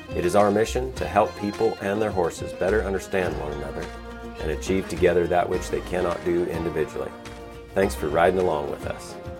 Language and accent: English; Colorado, United States; moved away; also born or lived in Montana; I'm originally from Colorado